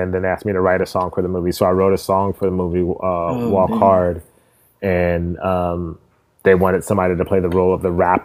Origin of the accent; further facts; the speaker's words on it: California, United States; born and raised in Cali. Okay. Like 100% Cali, like never lived anywhere else really